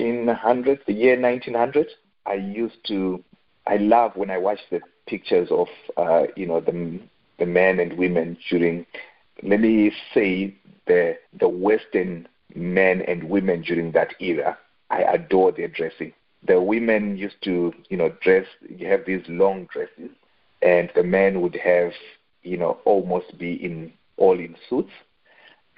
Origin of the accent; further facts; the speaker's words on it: Zimbabwe; I grew up in Zimbabwe. I spent a fair bit of time in Zimbabwe.